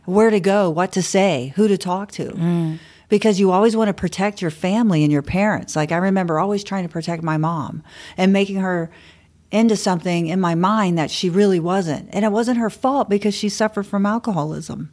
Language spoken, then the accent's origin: English; Bradenton, Florida, United States; also born or lived in Miami / Fort Lauderdale / St. Petersburg / Clearwater; I was born and raised in Bradenton, Florida, on the West Coast